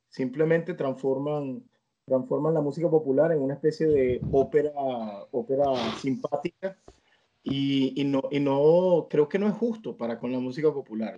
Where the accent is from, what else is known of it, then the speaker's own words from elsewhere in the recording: Venezuela; moved away; el vínculo con mi tierra, con mi gente